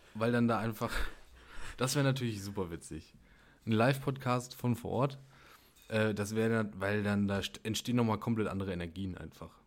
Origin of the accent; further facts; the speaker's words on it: Germany; wir als Deutsche